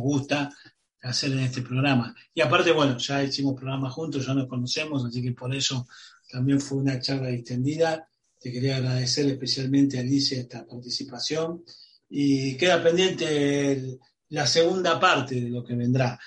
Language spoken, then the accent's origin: Spanish; Argentina